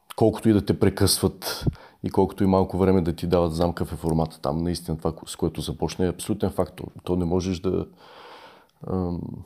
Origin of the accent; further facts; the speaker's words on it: Bulgaria; ние сме България с всичкото, с което идва това име